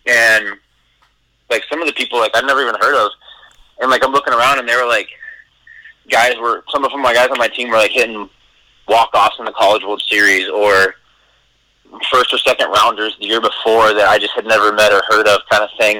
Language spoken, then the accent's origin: English; Eastern Oregon, United States; also born or lived in Redlands, California; my baseball card says California, but I grew up in Oregon